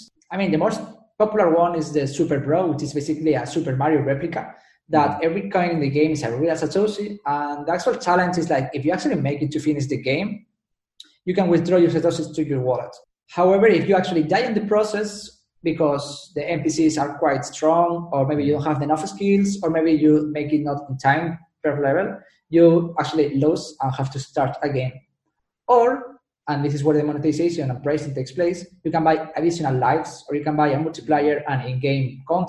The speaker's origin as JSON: {"language": "English", "country": "Spain", "accent": "Spanish", "second_language": "English", "said": "Yeah, that's Spain."}